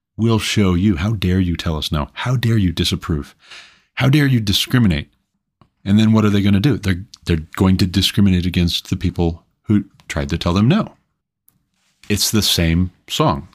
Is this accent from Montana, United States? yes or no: yes; Montana, United States; my home state of Montana